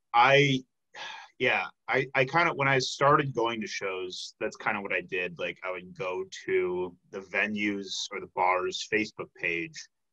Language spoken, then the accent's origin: English; Chicago, Illinois, United States; now in Milwaukee, United States; I'm from the Chicago area, like, I have friends that are still there